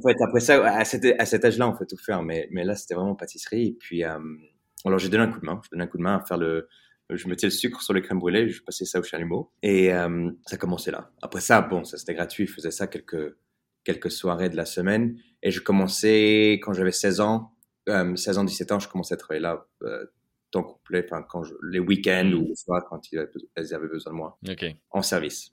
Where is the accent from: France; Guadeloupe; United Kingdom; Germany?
United Kingdom; England; French is a second language; j'ai grandi en Angleterre. je suis né en Angleterre, mais mes parents sont français